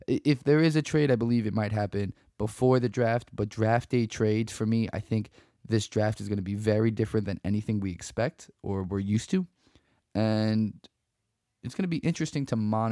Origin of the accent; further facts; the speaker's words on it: Weehawken, New Jersey, United States; for my hometown, Weehawken sports in general